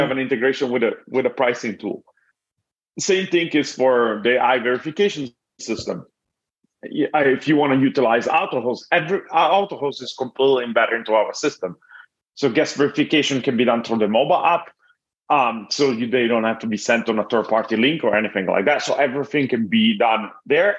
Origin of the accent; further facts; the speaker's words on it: Italy; moved away as an adult; now in Los Angeles, United States; I'm originally from Italy and, and I moved here about uh, to Millet 14 years ago.